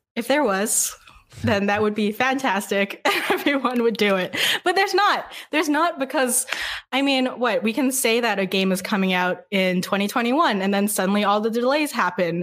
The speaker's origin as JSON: {"language": "English", "town": "Vancouver", "region": "British Columbia", "country": "Canada", "moved": "yes", "lives_now": "Montreal, Canada", "said": "I'm actually from Vancouver."}